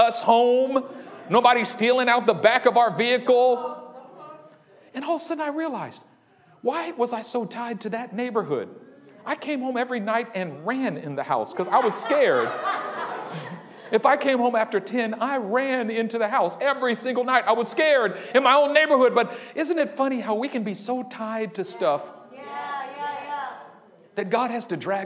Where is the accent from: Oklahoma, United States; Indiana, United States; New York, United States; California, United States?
California, United States; Oakland; also born or lived in Union City, California; I'm from Oakland. I was born in Oakland. I was raised in Oakland